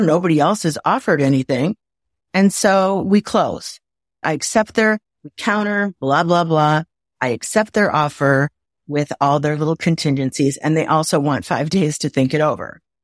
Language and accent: English; Waukegan, Illinois, United States; also born or lived in Napa Valley, California; now in Atlanta area, United States; I'm from Waukegan, Illinois